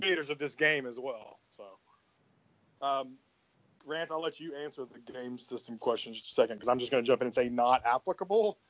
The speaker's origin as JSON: {"language": "English", "town": "Memphis", "region": "Tennessee", "country": "United States", "said": "I'm from Memphis too"}